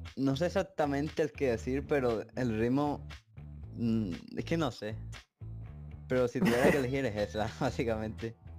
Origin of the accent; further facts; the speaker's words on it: Spain; tengo 15 años y soy de España